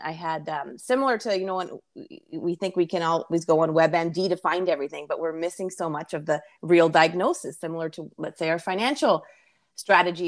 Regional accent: Canada; I'm from Canada

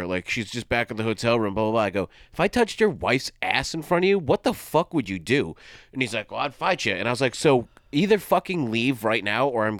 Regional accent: Los Angeles, California, United States; Like, where are you from? LA.

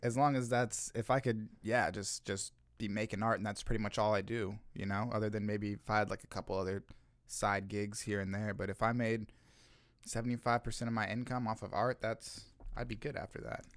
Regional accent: Olathe, Kansas, United States; now in Kansas City, United States; I was born in Kansas City and then I spent most of my childhood in Olathe

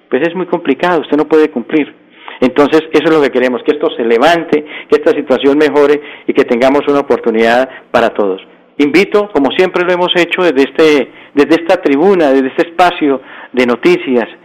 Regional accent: Santander, Colombia; como colombiano, primero como colombiano, como santanderiano

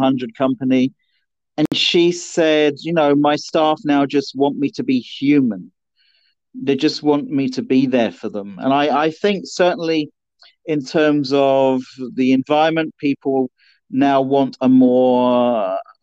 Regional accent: Norfolk, East of England, United Kingdom; also born or lived in just outside London; at the age of 9-10, I moved to Norfolk

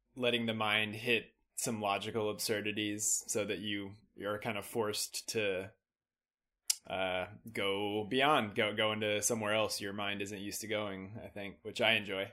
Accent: Austin, Texas, United States; moved away as an adult; now in Chicago, United States; I was born and raised in Austin, uh, family from Texas, many ge-, generations back, but now I live in Chicago

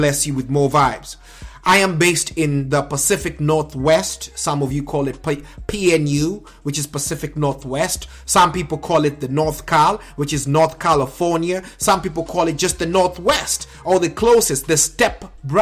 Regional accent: Nairobi, Kenya; there's a middle class to lower suburbs in Langata that I was blessed to be around, raised, and nurtured by.

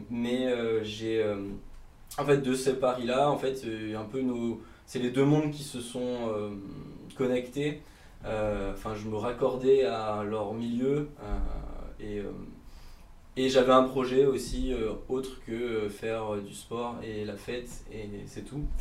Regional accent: Bourgogne-Franche-Comté, France; born there; j'ai 25 ans. je suis

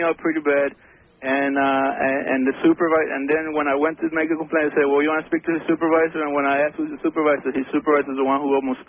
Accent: Colombia; now in Miami, United States; from Colombia.

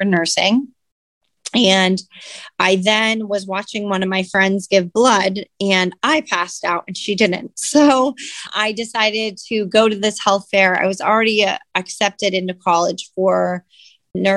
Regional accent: Catawissa, Pennsylvania, United States; moved away as an adult; also born or lived in Virginia / Hawaii; now in New Philadelphia, United States; I grew up in Catawissa, Pennsylvania, a little town, a little bit below Scranton

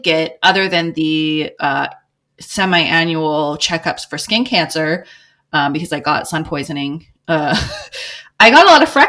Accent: Eastern Washington, United States; now in Jefferson County, Missouri, United States; I grew up in Eastern Washington, which has a very, it's like farm country, so there's a lot of like Mexican immigrants there.

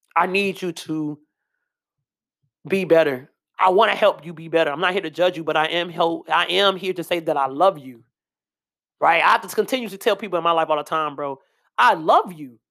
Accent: Chicago, Illinois, United States; I'm from Chicago.

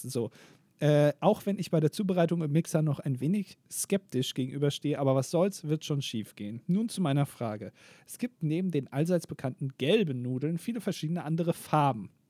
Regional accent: Hamburg, Germany; born there; now in Paderborn, Germany; Ich selber tendiere stark zur Großstadt. Als geborener Hamburger nicht verwunderlich, ist ja immer, immerhin die schönste Stadt der Welt.

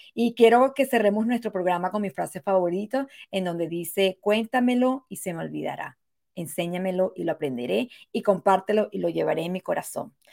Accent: Venezuela; now in United States; el derecho a votar que nunca lo tuve en mi país, Venezuela

